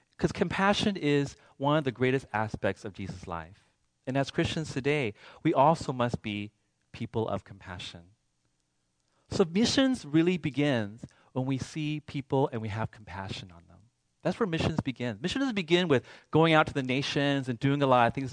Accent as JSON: {"language": "English", "town": "Seattle", "region": "Washington", "country": "United States", "said": "I'm from Seattle"}